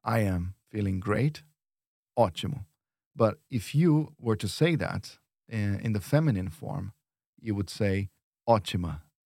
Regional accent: São Paulo, Brazil; I'm from São Paulo

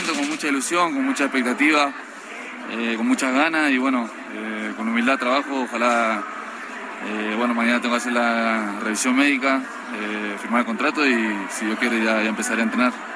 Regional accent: United States; moved away as an adult; also born or lived in Argentina; now in Mexico; me crié en Estados Unidos

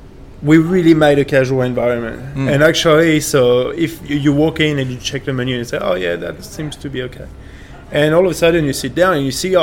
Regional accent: France; accent: French; English is a second language; moved away as an adult; now in Australia; I'm French. I know my French wines because I was trained sommelier in France.

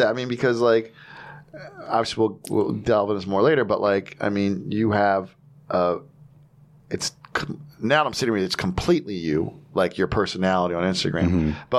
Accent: New Jersey, United States; And I'm like, I'm from Jersey.

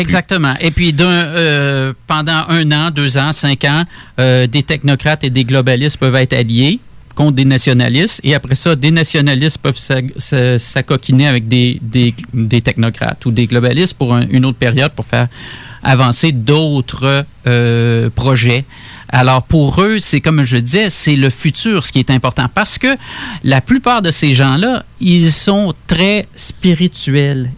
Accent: Quebec City, Quebec, Canada; je suis né euh, à Québec, grandi à Québec

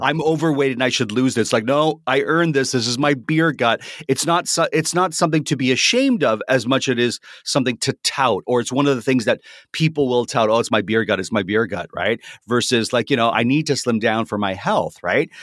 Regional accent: Canada; I'm a Canadian

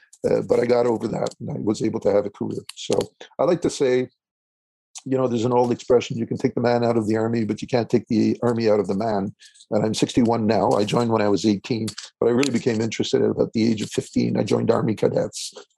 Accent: Quebec City, Quebec, Canada; born there; So I was born in Quebec City, and my father was serving at that time.

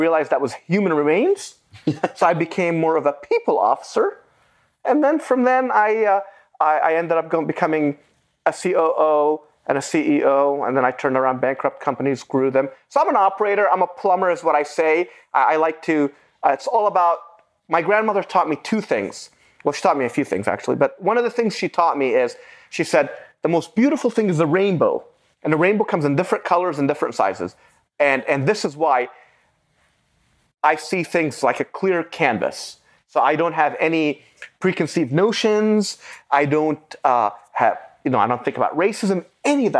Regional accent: Beirut, Beirut Governorate, Lebanon; first language Arabic; English is a second language; now in United States; I was born in 1974 in Beirut, Lebanon

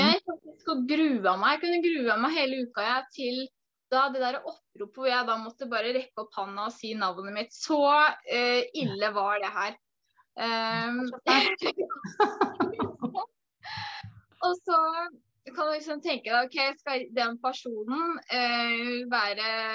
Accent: Porsgrunn, Telemark, Norway; moved away as an adult; now in Sandefjord, Norway; Jeg kommer egentlig fra Porsgrunn

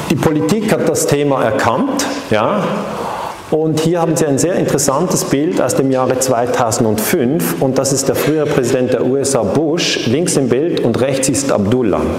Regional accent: Switzerland; accent: Swiss; Ich bin eben aus der Schweiz. Man hört das an diesem äh, Schweizer Akzent

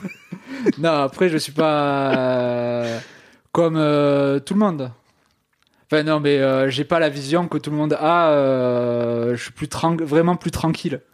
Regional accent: Ariège, Occitania, France; je viens euh, d'Ariège

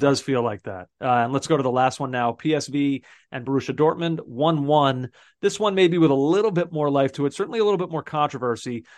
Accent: United States; as an American

